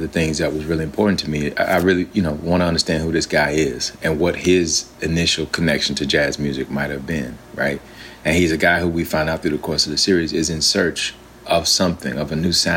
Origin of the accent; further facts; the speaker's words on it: Alabama, United States; I'm from Alabama, and my grandfather was a preacher, and so we grew up in that kind of a tradition.